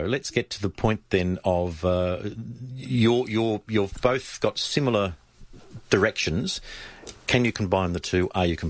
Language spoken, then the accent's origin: English; Melbourne, Victoria, Australia; moved away; I come from Melbourne.